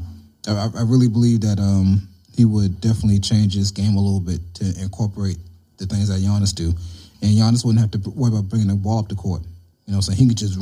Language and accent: English; South Carolina, United States; I'm from South Carolina